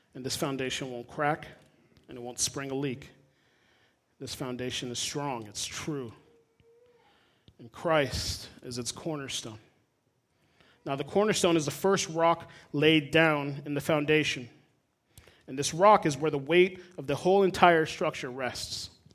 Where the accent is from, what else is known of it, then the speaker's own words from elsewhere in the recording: South Florida, United States; moved away as an adult; also born or lived in Puerto Rico (ancestry); now in Midwest, United States; I'm a dude from South Florida. My parents are Puerto Rican. I grew up in mostly Spanish speaking congregations